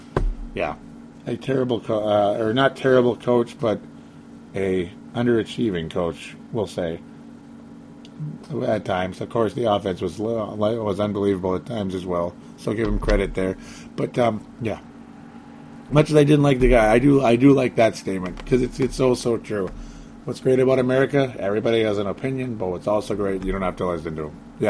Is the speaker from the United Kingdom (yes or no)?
no; Canada; I will say right now that as a Canadian, I started off as a huge Warren Moon fan.